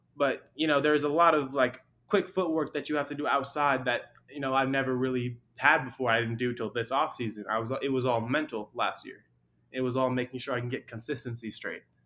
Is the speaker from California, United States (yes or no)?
yes; Long Beach, California, United States; I'm from Long Beach